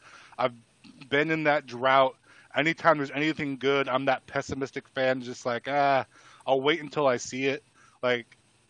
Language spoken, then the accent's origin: English; Southern California, United States; now in Northern California, United States; I was born in Southern California